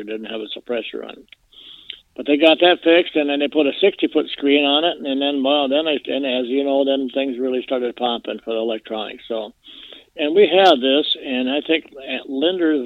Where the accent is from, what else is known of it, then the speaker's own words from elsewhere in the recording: Mission Lake, Minnesota, United States; I was born and raised on Mission Lake